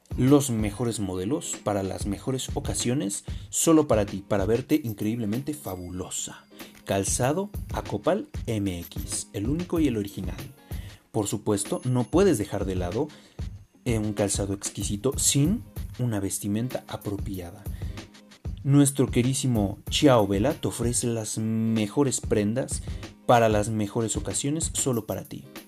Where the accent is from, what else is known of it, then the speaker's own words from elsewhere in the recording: Mexico; todos somos mexicanos